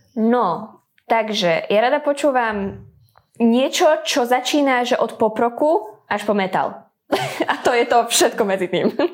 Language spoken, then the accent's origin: Slovak; Dunajská Streda, Trnava Region, Slovakia; som z Dunajskej stredy